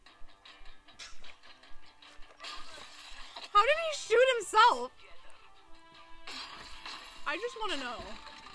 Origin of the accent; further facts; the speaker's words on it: Michigan, United States; we're from Michigan